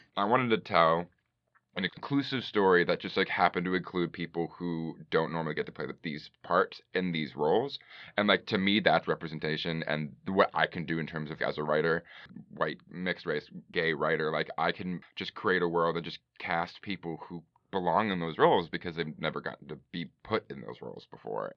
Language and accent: English; Bay Area, California, United States; also born or lived in Chicago; now in Los Angeles, United States; I'm from the Bay Area